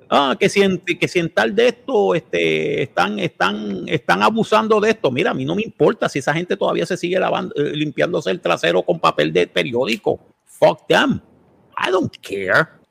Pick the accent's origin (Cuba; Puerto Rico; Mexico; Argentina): Puerto Rico